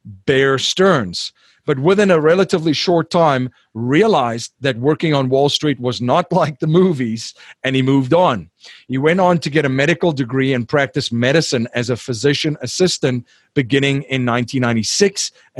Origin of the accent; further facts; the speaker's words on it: South Africa; I'm from South Africa